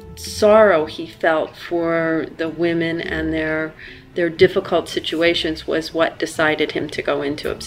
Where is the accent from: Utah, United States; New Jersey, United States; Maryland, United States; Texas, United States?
New Jersey, United States; Vineland; born or raised there